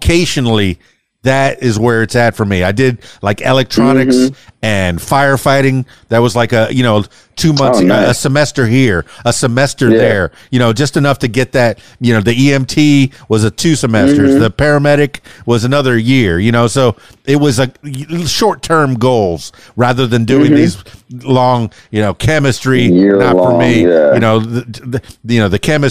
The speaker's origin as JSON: {"language": "English", "town": "Fort Lauderdale", "region": "Florida", "country": "United States", "tie": "born or raised there", "moved": "yes", "lives_now": "Central Arkansas, United States", "said": "I grew up in Fort Lauderdale in the Davie area."}